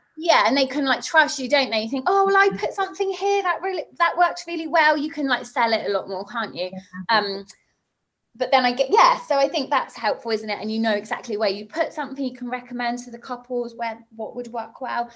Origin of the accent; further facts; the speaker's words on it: Somerset, South West England, United Kingdom; moved away; also born or lived in Bristol; where I grew up in Somerset